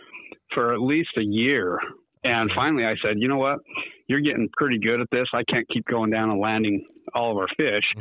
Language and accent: English; Meridian, Idaho, United States; We're from Meridian, Idaho. We guide on the Snake River